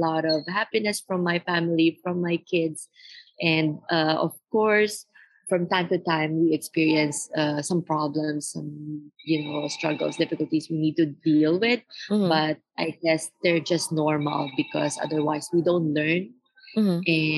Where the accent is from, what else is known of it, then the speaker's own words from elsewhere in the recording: Philippines; now in Beijing, China; I grew up in the Philippines and I've seen poverty around me